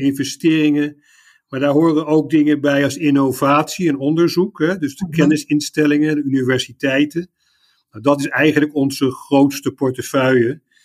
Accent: The Hague, South Holland, Netherlands; moved away as an adult; also born or lived in Leiden / Utrecht / Indonesia; now in Munich, Germany; Ik kom oorspronkelijk uit Den Haag

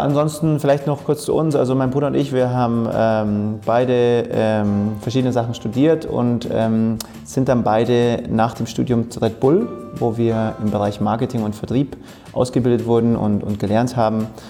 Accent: Oberhaching, Bavaria, Germany; also born or lived in Munich; in München geboren, in Oberhaching, südlich von München aufgewachsen

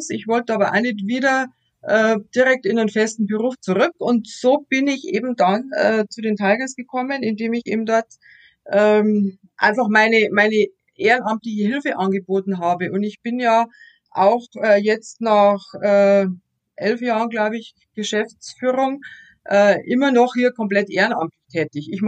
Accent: Straubing, Bavaria, Germany; Ich bin auch eine gebürtige Straubingerin. Ich war außer äh, mal zum Studium eigentlich auch nicht groß aus Straubing weg.

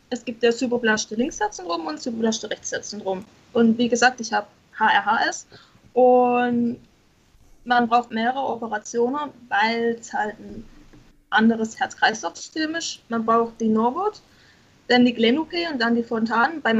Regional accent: Baden-Württemberg, Germany; Ich komme aus dem Schwarzwald, also Südbaden.

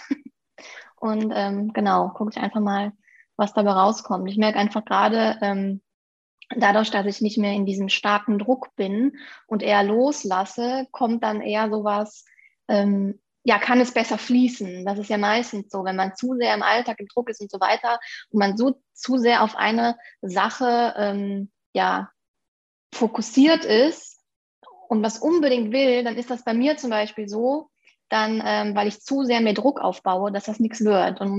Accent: Aachen, North Rhine-Westphalia, Germany; bin 29 Jahre alt, komme aus den ähm, schönen Aachen und bin Fotografin

